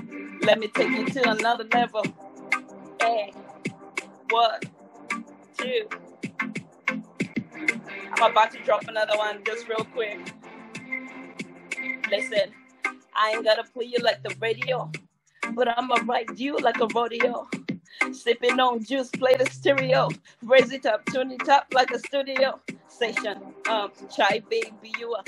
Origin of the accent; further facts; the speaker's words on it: Malawi; moved away; I'm originally from Malawi, Southeast of Africa